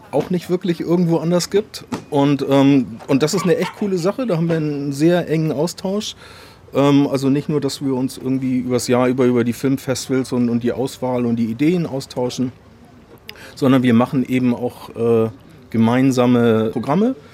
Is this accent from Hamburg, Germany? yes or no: no; Kiel, Schleswig-Holstein, Germany; Ich glaube, als Kieler kann man der Faszination mehr eigentlich nicht entkommen, oder? Also ich meine, du gehst vor die Tür und es ist da.